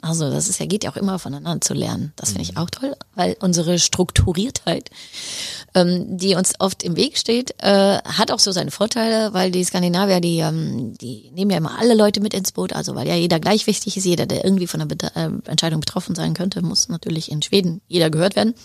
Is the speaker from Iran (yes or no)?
no; Heidelberg, Baden-Württemberg, Germany; moved away as an adult; also born or lived in Netherlands / Mexico; now in Sweden; Ich komme aus Heidelberg